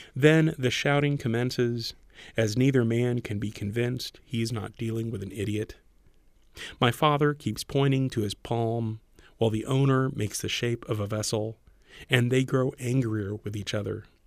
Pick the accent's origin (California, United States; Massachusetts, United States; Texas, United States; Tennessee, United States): Texas, United States; Corpus Christi; moved away as an adult; also born or lived in Raymondville, Texas; I was born and grew up in South Texas, a very small town, Raymondville, Texas, which is down in the valley, and then Corpus Christi, Texas, for most of my childhood